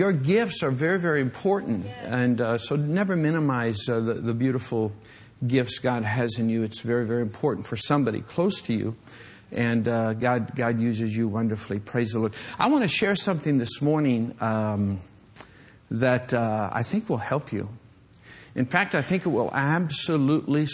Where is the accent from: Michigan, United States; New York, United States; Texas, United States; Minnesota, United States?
Michigan, United States; western; moved away; when I was a young boy growing up in Michigan